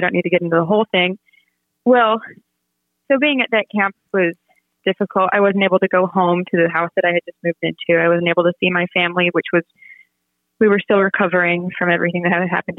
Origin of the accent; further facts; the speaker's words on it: Virginia, United States; I was born in Virginia